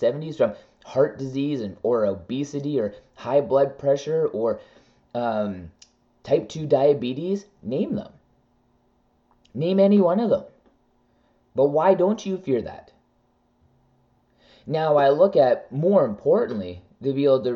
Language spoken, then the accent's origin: English; Canada; I am a Canadian